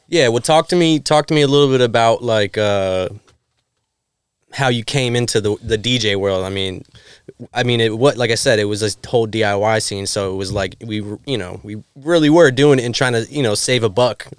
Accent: Florida, United States; now in New York City, United States; I'm from Florida

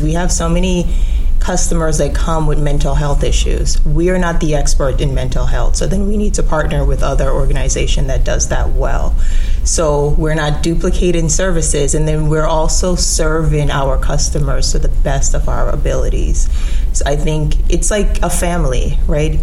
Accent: Jamaica; also born or lived in New York; now in Orlando, United States; So I'm originally from Jamaica.

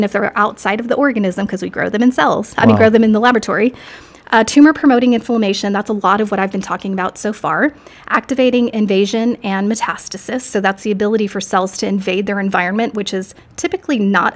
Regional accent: Corpus Christi, Texas, United States; also born or lived in Austin, Texas; I'm from Corpus Christi, Texas. I was born and raised there until my family moved to Austin, Texas

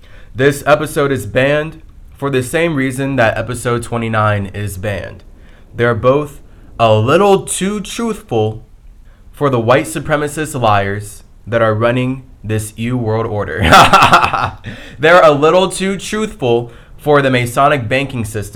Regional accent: United States; all of us as American men

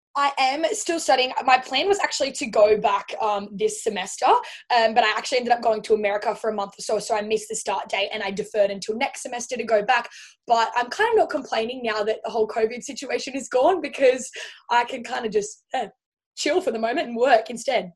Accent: Central Coast, New South Wales, Australia; moved away as an adult; now in Gold Coast, Australia; originally from the Central Coast. So it's kind of like smack bang in between Sydney and Newcastle.

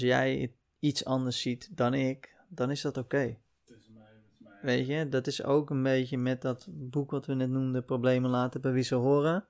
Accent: Uitgeest, North Holland, Netherlands; also born or lived in Heemskerk; ik ben opgegroeid in Uitgeest, een, eh, een klein dorp, kleine gemeente

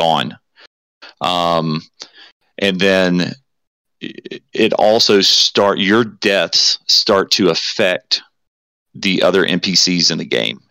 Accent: the South, United States; I'm from the South

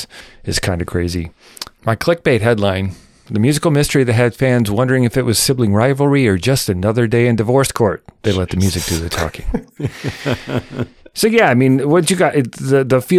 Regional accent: United States

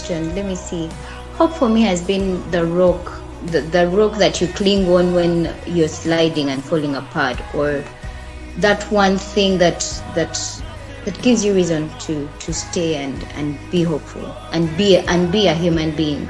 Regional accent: Juruhura, Western Region, Uganda; I'm a Nyankole 100%. I'm from Juruhura

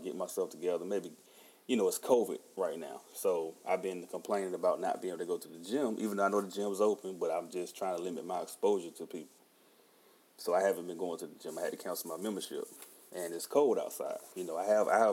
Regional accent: Halifax, North Carolina, United States; also born or lived in Rocky Mount, North Carolina / Wake County, North Carolina; I'm originally from Halifax, North Carolina. I was born in Nash General Hospital in Rocky Mount, which is Rocky Mount. Nash County is also my home

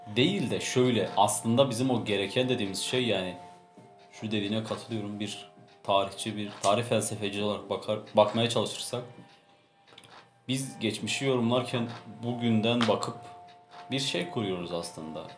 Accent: Turkey; biz bir Türk olarak

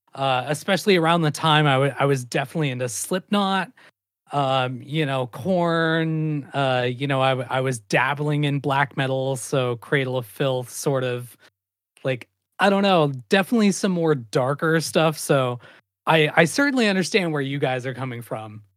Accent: Great Falls, Montana, United States; living and growing up in Great Falls, Montana

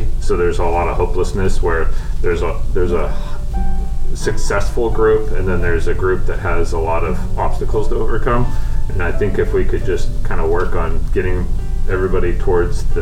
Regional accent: Eastern Washington, United States; moved away as an adult; now in Sequim, United States; I grew up in Eastern Washington

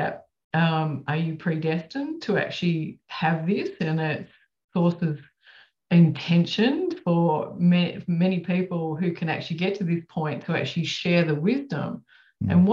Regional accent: Australia; I'm from Australia.

